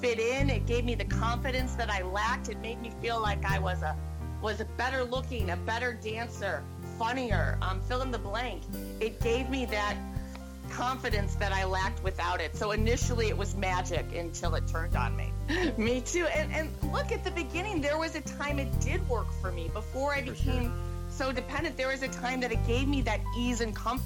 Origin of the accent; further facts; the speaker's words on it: Lake Forest, Illinois, United States; I was born and raised in Lake Forest, Illinois